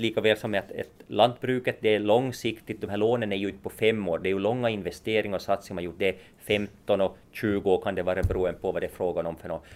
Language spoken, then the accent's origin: Swedish; Nykarleby, Ostrobothnia, Finland; jag är från Nykarleby ursprungligen så att, och Ytterjeppo